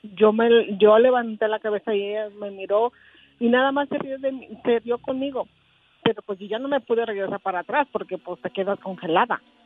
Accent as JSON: {"language": "Spanish", "area": "Tecingo", "region": "Puebla", "country": "Mexico", "tie": "born or raised there", "also_born_or_lived": "Oaxaca City, Oaxaca", "said": "nos llevó a vivir a Tencingo, Puebla. Entonces ahí crecimos, ahí crecimos nuestra vida, pero realmente nosotros somos oaxaqueño"}